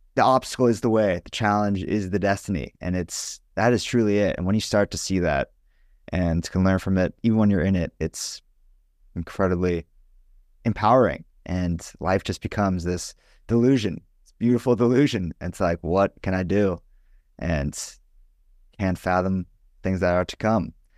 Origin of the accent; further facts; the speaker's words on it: Los Angeles, California, United States; I'm from Los Angeles